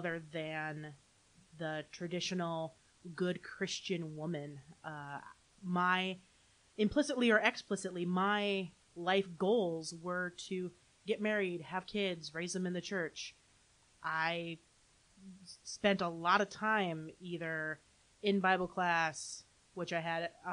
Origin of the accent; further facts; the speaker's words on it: Holland, Michigan, United States; also born or lived in Grand Rapids, Michigan; now in Saratoga Springs, United States; Grew up in Holland, Michigan